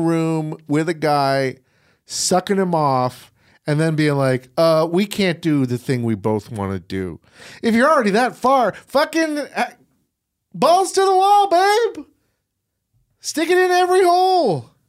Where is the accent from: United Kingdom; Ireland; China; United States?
United Kingdom; England; I'm sorry, I didn't know what they mean. I'm from England.